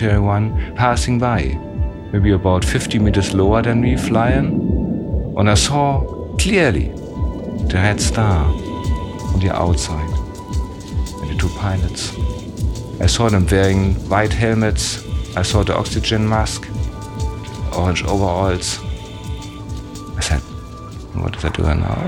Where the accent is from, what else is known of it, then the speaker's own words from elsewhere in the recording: Germany; I'm from Germany